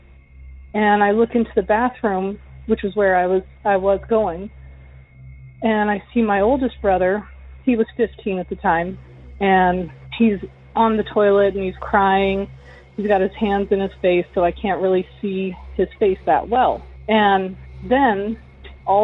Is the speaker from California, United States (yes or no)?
yes; California, United States; I'm from California.